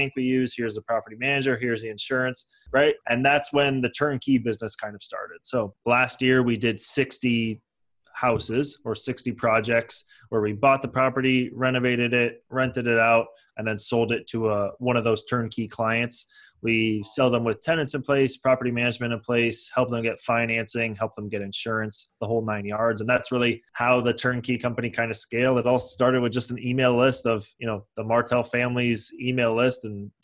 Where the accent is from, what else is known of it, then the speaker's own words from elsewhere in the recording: San Francisco Bay Area, California, United States; also born or lived in Toronto; now in Los Angeles, United States; I was born in Toronto, grew up in San Francisco Bay Area. Then I moved to Los Angeles to go and finish up university.